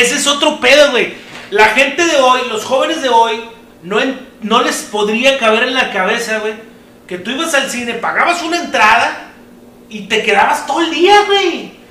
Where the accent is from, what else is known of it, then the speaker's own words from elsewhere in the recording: Apodaca, Nuevo León, Mexico; nosotros somos de Apodaca, Nuevo León